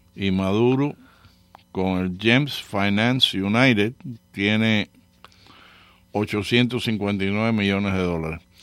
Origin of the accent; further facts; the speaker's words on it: Cuba; nosotros los cubanos